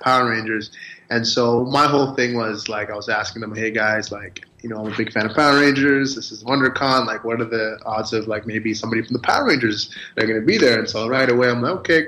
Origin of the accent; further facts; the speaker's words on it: Toronto, Ontario, Canada; I was born and raised in Toronto